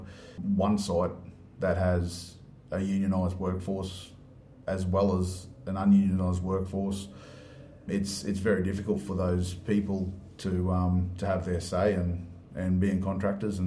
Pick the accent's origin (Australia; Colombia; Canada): Australia; Moranbah, Queensland; Yep, so I grew up in Moranbah.